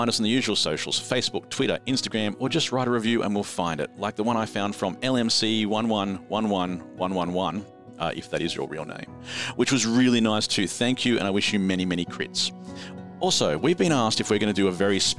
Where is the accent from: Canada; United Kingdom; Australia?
Australia; we're Australian